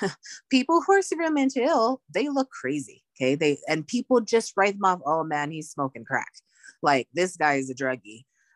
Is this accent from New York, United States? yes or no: no; Laie, Hawaii, United States; I grew up, I was born and raised in Laie, Hawaii, where I had people I'd known my whole life around me.